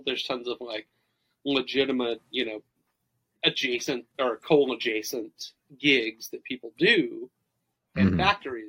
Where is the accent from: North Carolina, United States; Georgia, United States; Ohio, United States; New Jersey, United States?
Georgia, United States; Summerville; both wrestler and wrangler denim have been woven in my hometown for a long time.